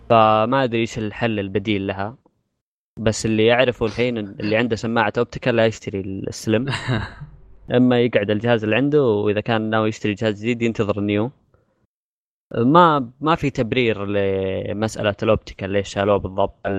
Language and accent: Arabic; Saudi Arabia; عندنا في السعوديه